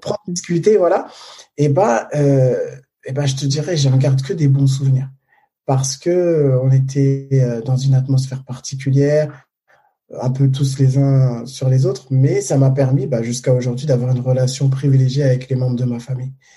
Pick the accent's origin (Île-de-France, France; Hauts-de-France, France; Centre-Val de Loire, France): Île-de-France, France; Paris; je suis né à Paris